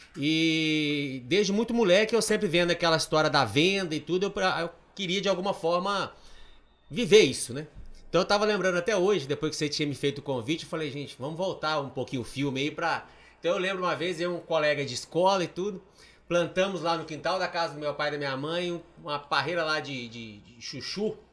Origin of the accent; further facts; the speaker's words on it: Manhumirim, Minas Gerais, Brazil; moved away; na região lá de Manhumirim, que é minha terra natal